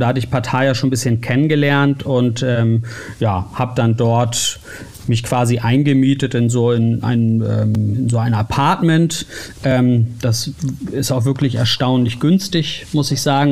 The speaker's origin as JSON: {"language": "German", "town": "Uelzen", "region": "Lower Saxony", "country": "Germany", "tie": "born or raised there", "also_born_or_lived": "Hamburg / Berlin / United States", "moved": "yes", "said": "Lokalsender in meiner Heimatstadt in Uelzen in Niedersachsen"}